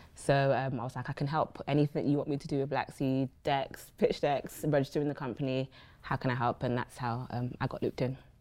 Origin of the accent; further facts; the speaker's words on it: London, United Kingdom; we grew up born and raised in Brixton